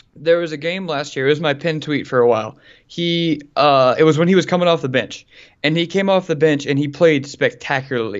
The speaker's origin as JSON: {"language": "English", "region": "Louisiana", "country": "United States", "said": "I'm from Louisiana"}